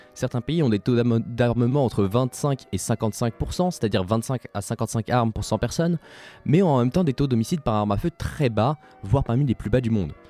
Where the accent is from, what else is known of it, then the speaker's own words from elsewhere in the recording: Switzerland; J'ai nommé mon pays natal la Suisse